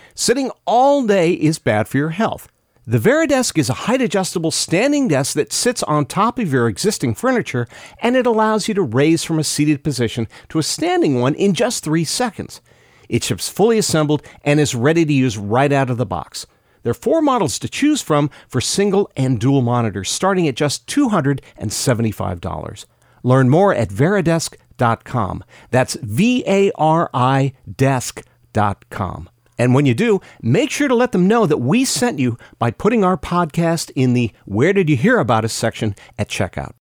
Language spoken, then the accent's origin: English; Bay Area, California, United States; I grew up in the Bay Area. I knew people when I was a kid who worked at H P